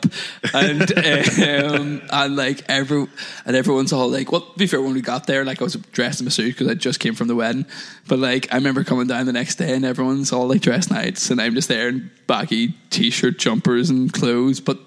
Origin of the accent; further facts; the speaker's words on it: Northern Ireland, United Kingdom; moved away; I'm from Northern Ireland originally.